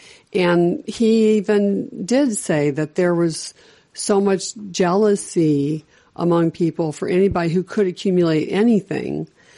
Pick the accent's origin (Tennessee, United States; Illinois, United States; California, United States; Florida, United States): Illinois, United States; Chicago; also born or lived in the South; I was raised in Chicago, but I did live for 2 years in the South when I was a child